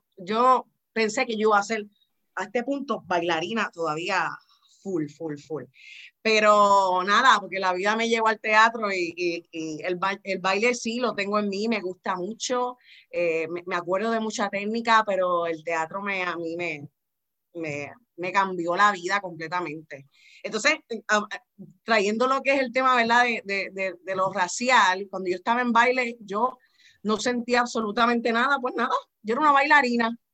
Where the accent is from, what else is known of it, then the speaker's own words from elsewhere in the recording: Miami, Florida, United States; yo soy de padres cubanos, mi mamá es puertorriqueña, yo nací en Estados Unidos, Miami, Florida